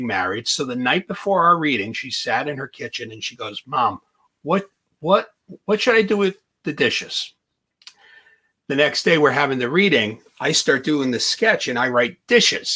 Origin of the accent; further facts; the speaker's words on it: Lodi, New Jersey, United States; also born or lived in Morris County, New Jersey; I grew up in Lodi, and Garfield was right next to Lodi